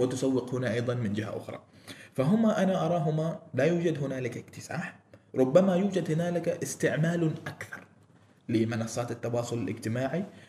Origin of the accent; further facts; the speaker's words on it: Oman; عندنا في عمان